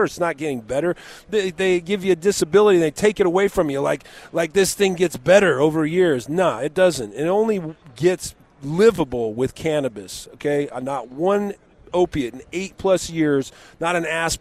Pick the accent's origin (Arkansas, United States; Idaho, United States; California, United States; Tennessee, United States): California, United States; Southern; I grew up in Southern California.